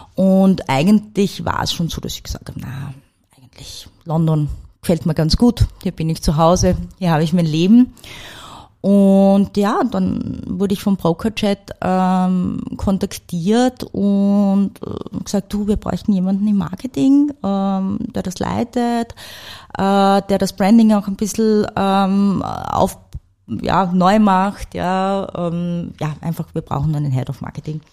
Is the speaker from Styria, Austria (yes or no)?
yes; St. Peter am Kammersberg, Styria, Austria; moved away; also born or lived in Salzburg / Frankfurt; Ich bin im Bezirk Mura aufgewachsen, in einem kleinen Ort namens St. Peter am Kammersberg